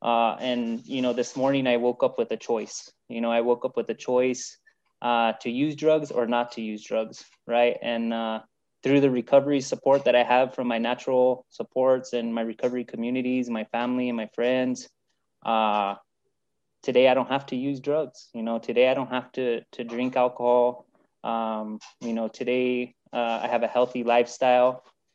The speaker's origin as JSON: {"language": "English", "region": "New Mexico", "country": "United States", "tie": "born or raised there", "said": "From what you heard from my bio is that I'm from New Mexico. I've lived here my whole life, and I live New Mexico. I speak New Mexico and I eat New Mexico, right?"}